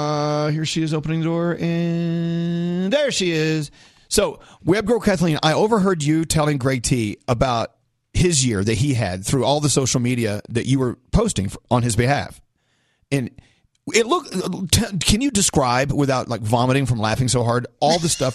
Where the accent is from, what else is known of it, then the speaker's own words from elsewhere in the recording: Scotland, United Kingdom; It's the end of the year. I'm Scottish.